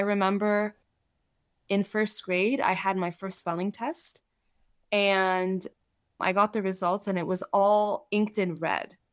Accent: United States; English is a second language; also born or lived in Saudi Arabia; we were able to move here. when I was four, my brother was six, and so when we moved here, I did not speak English

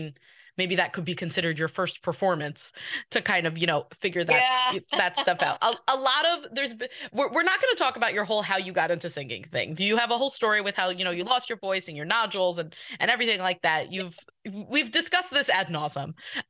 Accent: New York, United States; I'm from New York.

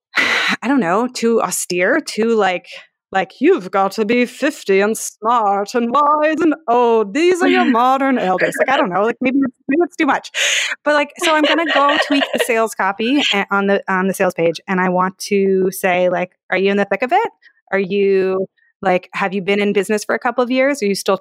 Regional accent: Palo Alto, California, United States; I'm from Palo Alto

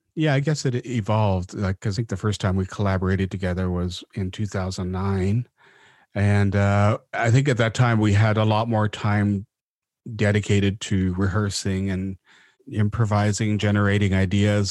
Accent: Vancouver, British Columbia, Canada; also born or lived in Mount Currie; they finally settled in Vancouver when I was about four years old, so I grew up in East Van on, up in Mount Pleasant near Main Street

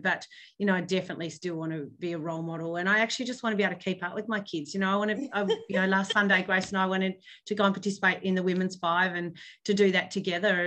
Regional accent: Hobart, Tasmania, Australia; now in Launceston, Australia; I grew up in Hobart

